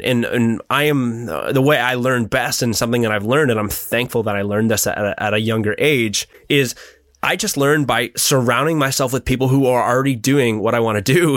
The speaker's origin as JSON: {"language": "English", "town": "Midhurst", "region": "Ontario", "country": "Canada", "said": "it's a cool little small town, and and yeah, that's that's where I'm from."}